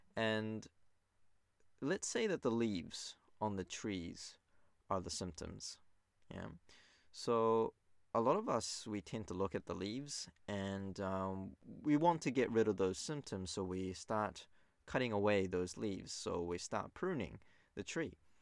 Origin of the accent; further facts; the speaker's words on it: New Zealand; also born or lived in Japan; I was born in Japan. and I grew up in New Zealand, uh, most of my life, over twenty-two years now